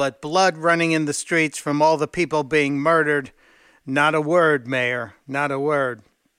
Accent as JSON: {"language": "English", "town": "Chicago", "region": "Illinois", "country": "United States", "tie": "born or raised there", "moved": "yes", "said": "from … with your two-minute drill, and I'm very worried about my old hometown of Chicago."}